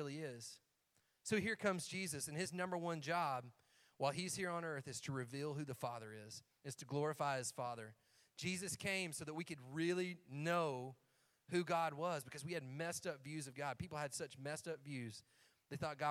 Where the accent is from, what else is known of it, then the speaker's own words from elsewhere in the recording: Algood or Cookeville, Tennessee, United States; we're from Allgood or Cookville